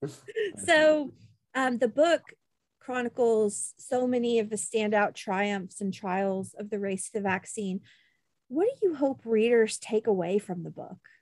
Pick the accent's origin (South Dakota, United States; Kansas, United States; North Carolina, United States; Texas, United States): Kansas, United States; moved away; I'm originally from Kansas